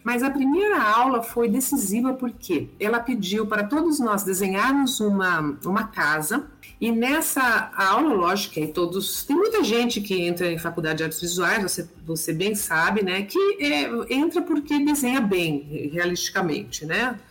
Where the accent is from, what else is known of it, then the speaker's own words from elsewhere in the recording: São Paulo, Brazil; eu nasci em São Paulo, né, capital